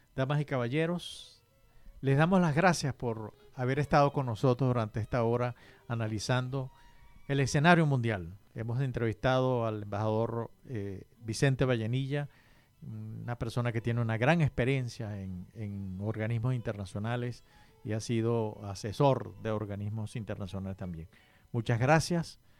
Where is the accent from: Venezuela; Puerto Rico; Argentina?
Venezuela; nosotros, que somos originarios de Venezuela